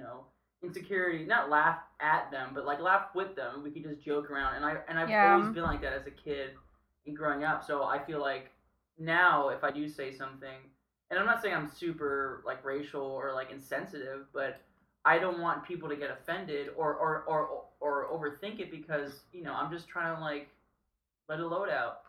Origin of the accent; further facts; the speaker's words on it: Miami, Florida, United States; moved away as an adult; now in Los Angeles, United States; I grew up in Miami, and I'm Cuban and Puerto Rican descent